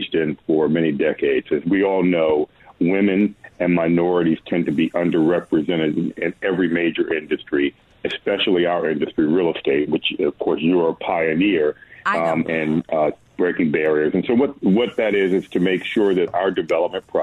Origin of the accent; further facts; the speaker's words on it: Washington, District of Columbia, United States; I was born in Washington, D.C.